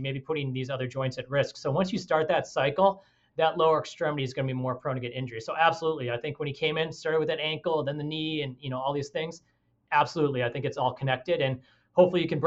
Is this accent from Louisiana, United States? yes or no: no; Chicago, Illinois, United States; moved away; I'm from Chicago, you know, so I'm originally from Chicago